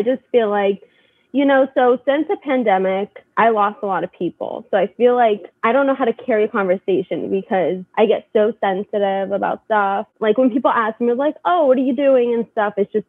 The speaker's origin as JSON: {"language": "English", "region": "California", "country": "United States", "said": "Like I came from California. They're all from New York. It's very different."}